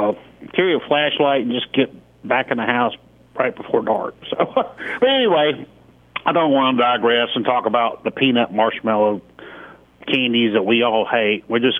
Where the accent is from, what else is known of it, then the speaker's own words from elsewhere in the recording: Columbus, Georgia, United States; now in Auburn, United States; I grew up in Columbus.